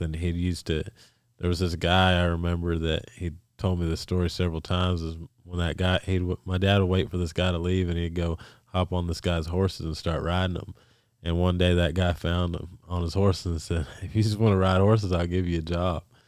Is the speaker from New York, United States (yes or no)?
no; New Mexico, United States; we're from New Mexico